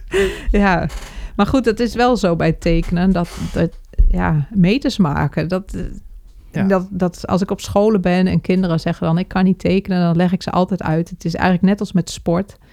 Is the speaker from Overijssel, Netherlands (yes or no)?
yes; IJsselmuiden, Overijssel, Netherlands; moved away as an adult; also born or lived in Zwolle; Ik ben in IJsselmuiden geboren, dat is gemeente Kampen.